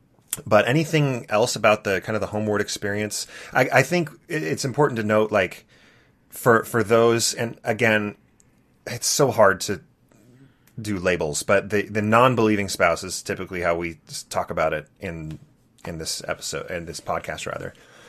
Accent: Santa Barbara, California, United States; So I grew up in Santa Barbara, California, and I wanted to go to my home ward.

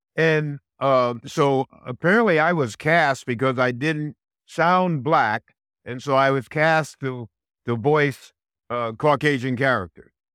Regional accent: Connecticut, United States; I grew up in Connecticut, and I spoke like everybody else in Connecticut

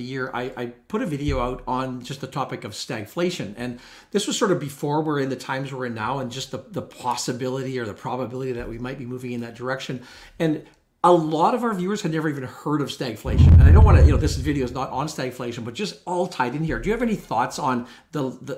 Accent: Canada; as a Canadian investor here

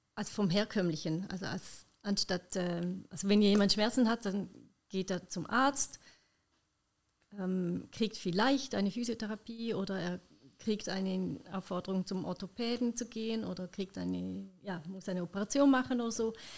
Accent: Switzerland; bei uns in der Schweiz

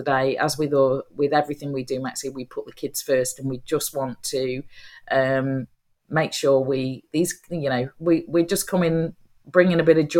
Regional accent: Nottingham, East Midlands, United Kingdom; moved away; my old home, we're going to Nottingham. So I'm going home. So there'll be plenty. See how my accent changes over the space of 2 days.

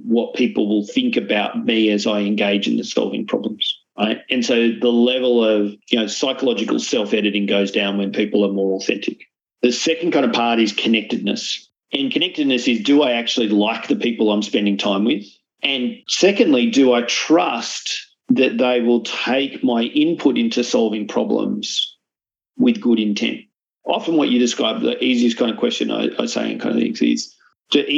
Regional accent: Australia; also born or lived in Malta; as an Australian

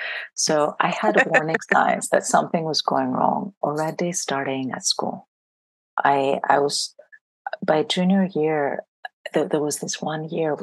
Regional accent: France; also born or lived in Greece; I grew up in Greece and then I grew up in France. So in France, anybody who's really good in math, and I was very good in math, ends up being an engineer. So I finished high school in France

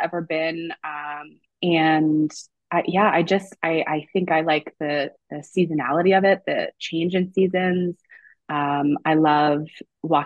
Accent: Moncton, New Brunswick, Canada; moved away as an adult; also born or lived in Abaco, Bahamas / Lisbon, Portugal / Halifax; I'm from Moncton, New Brunswick, so far East Coast Canada.

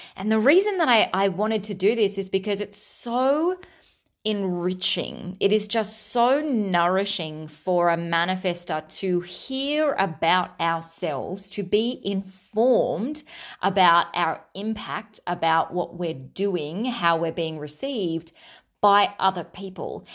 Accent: Australia; I'm Australian, Australian

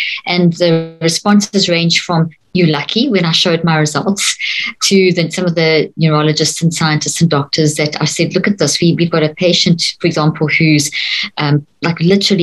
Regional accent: South Africa; growing up in South Africa, in the apartheid system

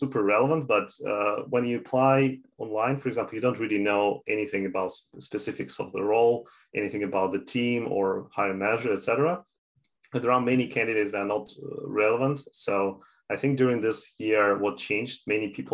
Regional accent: Canada; also born or lived in Toronto; I'm from Canada, I'm living in Toronto

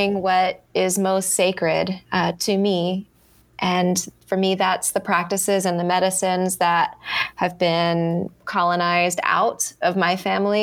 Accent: Baltimore, Maryland, United States; moved away as an adult; now in New Zealand; I'm from Baltimore City. So I grew up in Baltimore.

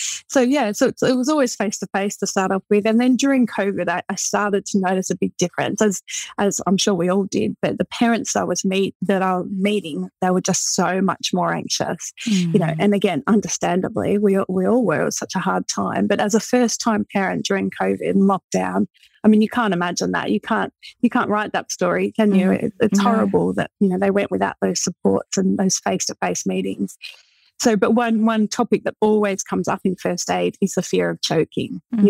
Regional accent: Australia; moved away as an adult; So I moved over from Australia. You know, I didn't have, at the time we had a 3-month-old baby. I didn't know anyone.

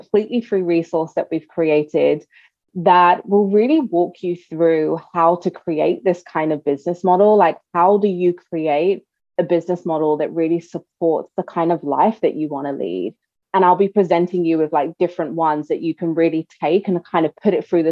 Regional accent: South Africa; now in New York, United States; I'm South African. I'd love to go back to South Africa

